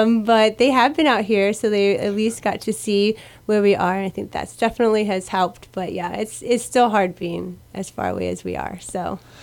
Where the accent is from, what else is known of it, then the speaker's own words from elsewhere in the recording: Iowa, United States; now in Guam; I grew up in Iowa.